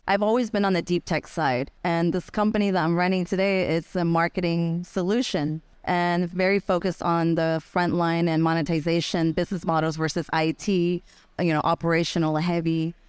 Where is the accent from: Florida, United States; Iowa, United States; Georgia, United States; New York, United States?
Florida, United States; moved away as an adult; also born or lived in San Francisco / Japan; I grew up in Florida